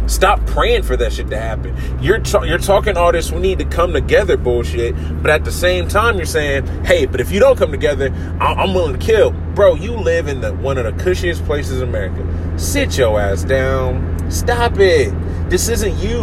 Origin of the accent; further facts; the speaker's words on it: Ohio, United States; also born or lived in Arkansas; I love being from Ohio. I'm more of an Ohioan than I would say I give a fuck about Arkansas.